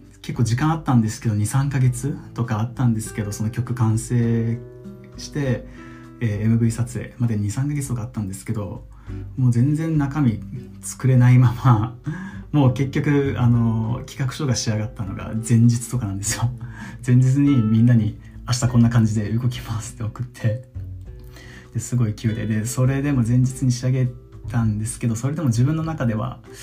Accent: Okinawa, Japan; moved away; 先日地元沖縄に帰って

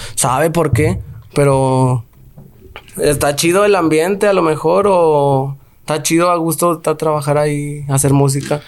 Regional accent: Guanajuato, Mexico; now in Guadalajara, Mexico; Yo crecí en Santa Fe

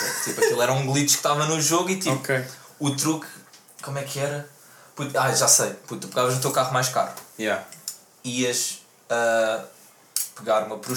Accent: Amadora, Lisbon, Portugal; eu sou da Amadora

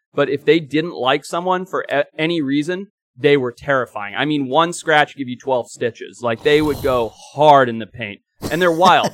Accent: Zimbabwe; moved away; growing up in Zimbabwe

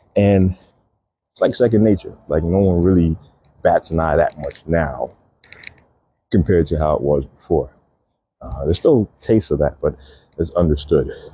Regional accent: New York City, New York, United States; I grew up in Brooklyn playing a lot of pickup basketball games

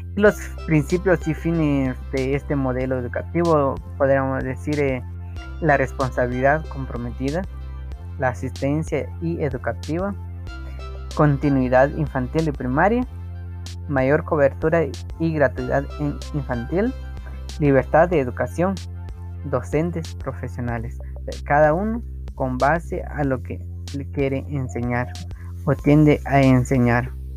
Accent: Santiago Chimaltenango, Huehuetenango, Guatemala; Soy de Santiago Chimaltenango, del departamento de Otenango, del país de Guatemala

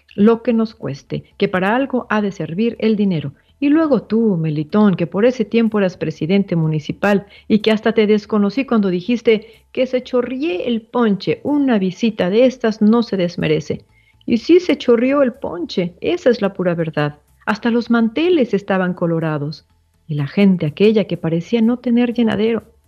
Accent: Mexico; Todos como mexicanos

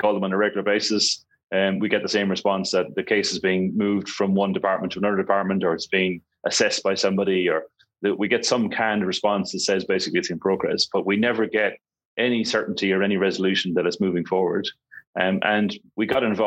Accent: Ireland; moved away as an adult; also born or lived in Hong Kong; now in Kuala Lumpur, Malaysia; I'm an Irish national. I was born and raised in Ireland. I've been living in Asia since 2000.

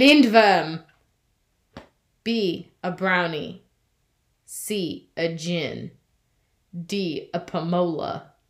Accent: United States; to me as an American

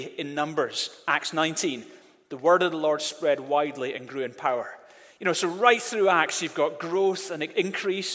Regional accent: Glasgow, Scotland, United Kingdom; now in Edinburgh, United Kingdom; I grew up in Glasgow

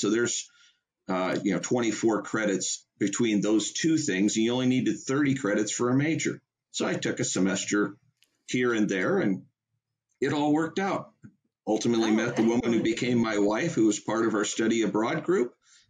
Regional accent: Mount Vernon, Iowa, United States; also born or lived in Storm Lake, Iowa; I was born in Mount Vernon, Iowa, but have spent the majority of my adulthood across two different interrupted stints in Storm Lake, Iowa. And that's from where I am speaking to you today.

